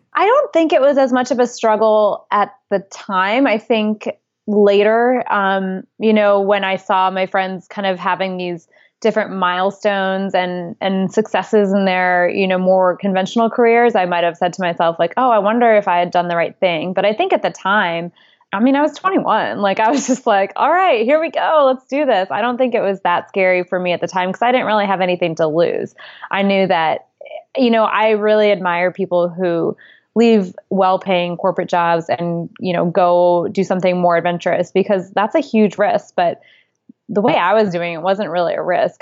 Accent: New York, United States; also born or lived in Geneva, Switzerland; I grew up in New York

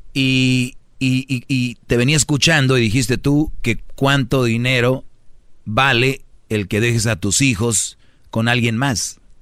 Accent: Monterrey, Nuevo León, Mexico; como buen regio lo prendemos nosotros el asador

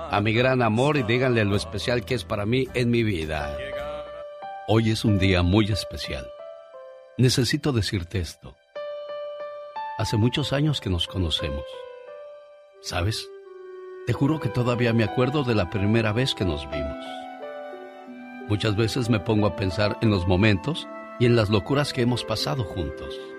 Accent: Tomatlán, Puebla, Mexico; moved away; Un día salí de Tomatlán, Puebla, pero Tomatlán, Puebla nunca

